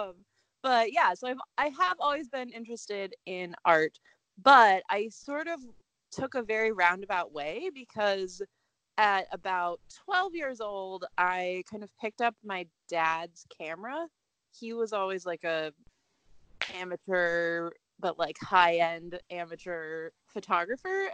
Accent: Indiana, United States; now in Indianapolis, United States; I am from Indiana, a much smaller town. So I've been here pretty much my whole life.

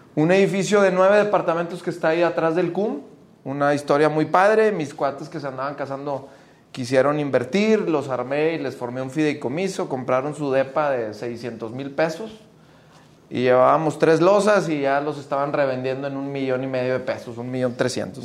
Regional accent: Monterrey, Nuevo León, Mexico; somos como regios

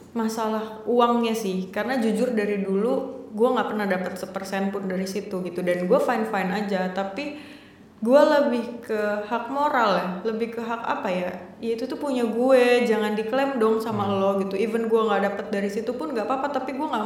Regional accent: Cilegon, Banten, Indonesia; jarang ada yang tahu kalau gue orang Cilegon

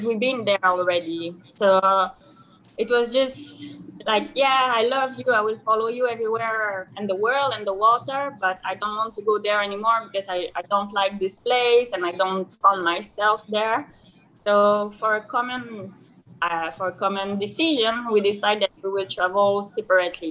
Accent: Canada; English is a second language; moved away as an adult; now in Dahab, Egypt; the last 8 years of my life in Canada, because I come from Canada

